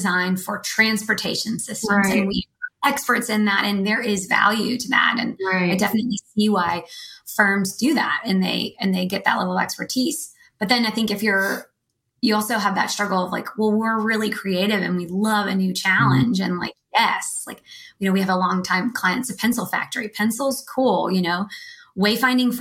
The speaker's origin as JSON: {"language": "English", "town": "Nashville", "region": "Tennessee", "country": "United States", "also_born_or_lived": "Austin / Los Angeles / San Francisco", "moved": "as an adult", "said": "I'm from Nashville"}